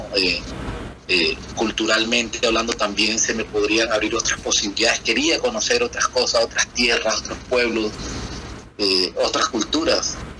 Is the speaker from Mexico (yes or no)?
no; Valledupar, Cesar, Colombia; moved away as an adult; now in Chile; Nací en Valledupar, Valledupar, Colombia.